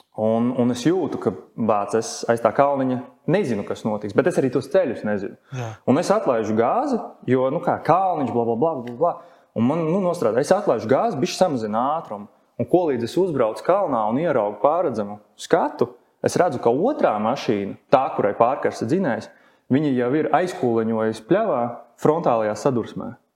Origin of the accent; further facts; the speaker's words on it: Latvia; Es esmu latvietis